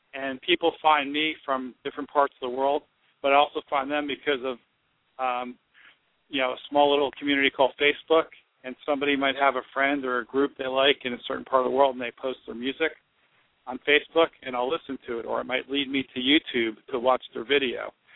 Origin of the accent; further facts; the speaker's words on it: New Jersey, United States; I'm from Jersey